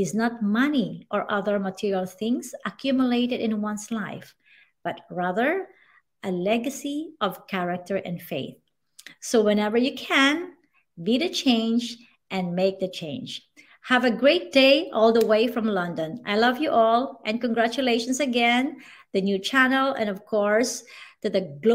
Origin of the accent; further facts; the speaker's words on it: Masbate, Bicol Region, Philippines; I grew up in Masbate where every month we are visited by typhoons.